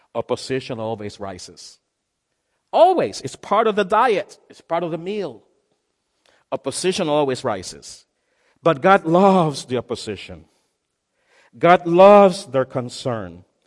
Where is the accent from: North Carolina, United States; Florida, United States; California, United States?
Florida, United States; Miami; I'm from Miami